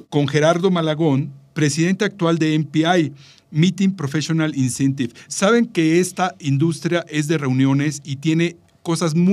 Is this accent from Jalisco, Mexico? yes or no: no; Veracruz, Mexico; además soy jarocho, déjame te digo. La pues verdad es que yo nací en Veracruz apenas hace unos añitos